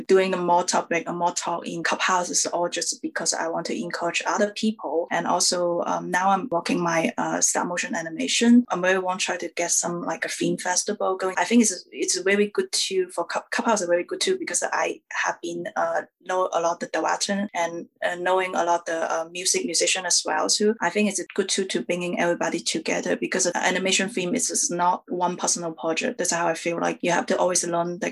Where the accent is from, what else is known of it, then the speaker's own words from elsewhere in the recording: China; I'm an Asian woman. I come from China